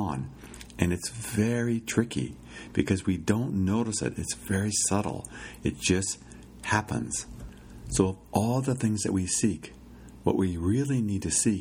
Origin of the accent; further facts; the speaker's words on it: Iowa, United States; growing up in Iowa, my father was pretty good about taking vacations